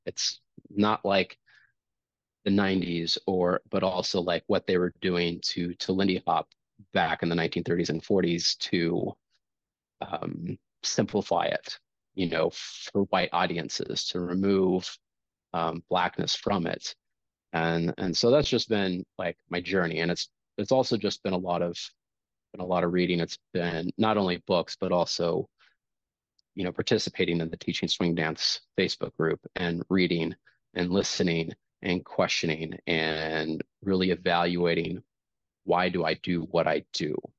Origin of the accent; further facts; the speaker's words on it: Kansas City, United States; growing up in Kansas City